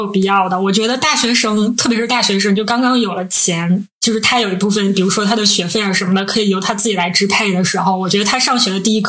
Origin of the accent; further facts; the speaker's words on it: Northeast China, China; 我们是三个来自东北的 ladies，